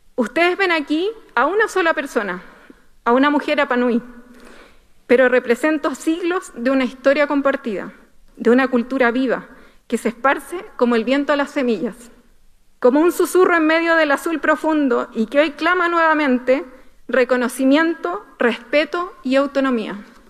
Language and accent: Spanish; Rapa Nui, Valparaíso, Chile